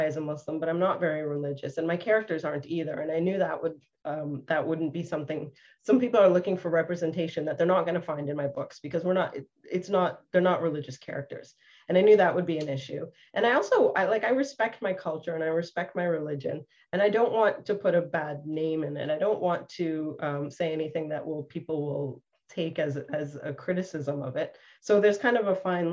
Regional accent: Canada; I'm the only Canadian in the group, but I'm Canadian and my parents are from East Africa

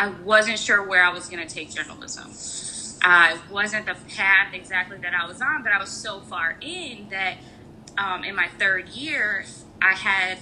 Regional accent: Chicago, Illinois, United States; moved away as an adult; also born or lived in New York; now in Pennsylvania, United States; I grew up in the Chicagoland area with you

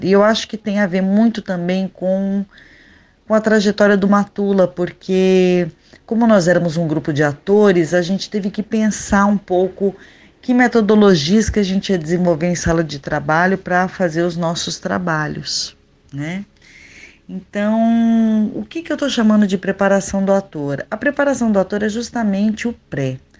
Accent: São Paulo, Brazil; moved away as an adult; also born or lived in Goioerê, Paraná / Campinas; now in Natal, Brazil; eu sou paranaense, eu nasci numa cidadezinha bem pequenininha que se chama Goiuerê, mas eu só nasci, nunca morei lá. Minha família já morava em São Paulo.

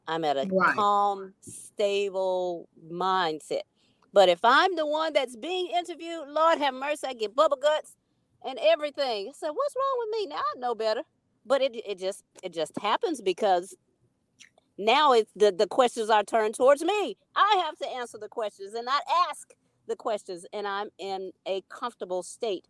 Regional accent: Memphis, Tennessee, United States; I am from South Memphis, so I am on Lamar.

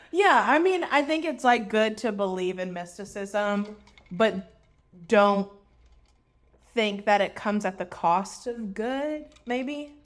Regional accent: the South, United States; We grew up in the South.

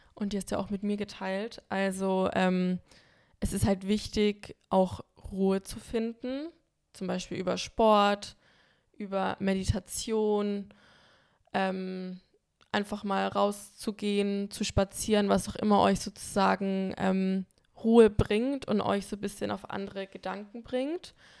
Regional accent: Bamberg, Bavaria, Germany; now in Berlin, Germany; fahre in die Heimat zu meinen Freunden nach Bamberg

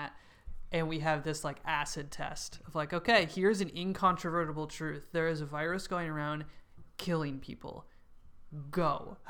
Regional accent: New York City, New York, United States; As a New Yorker, I mean, it's particularly traumatic because it's like the virus did, you know, kind of crush New York City for a while.

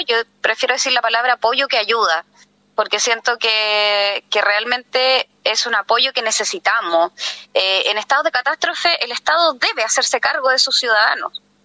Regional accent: Santiago, Santiago Metropolitan Region, Chile; moved away as an adult; yo soy santiaguina, pero me vine a vivir acá por un tema de calidad de vida

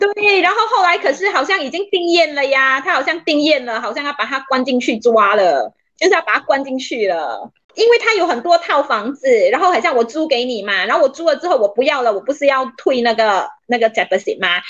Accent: Malaysia; 我们就是马来西亚人

